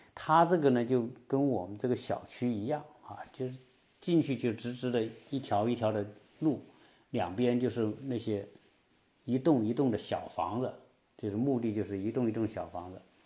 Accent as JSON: {"language": "Chinese", "country": "China", "moved": "yes", "lives_now": "Atlanta, United States", "said": "我们中国人是特别爱吃龙虾了"}